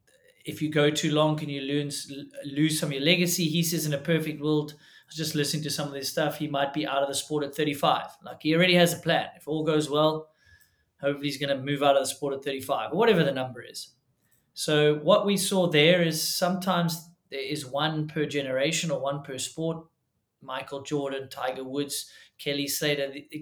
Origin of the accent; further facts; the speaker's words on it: South Africa; it's kind of tough to see people follow in the footsteps as a South African.